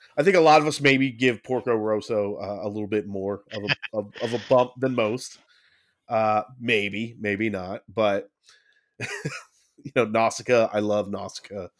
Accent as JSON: {"language": "English", "country": "United States", "said": "we're American"}